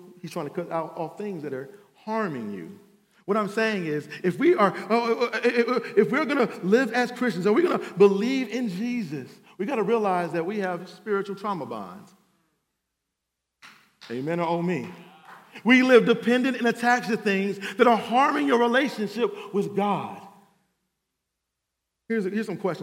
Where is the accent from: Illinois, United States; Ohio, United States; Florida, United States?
Ohio, United States; Cleveland; now in Atlanta, United States; I'm from Cleveland, Ohio